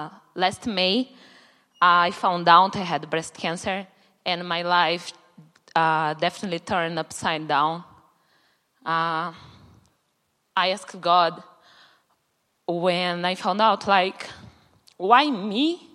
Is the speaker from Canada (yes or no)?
no; Brazil; English is a second language; moved away as an adult; now in Chicago, United States; I'm 27 years old, and I'm from Brazil. I'm living in Chicago as an au pair for almost 2 years.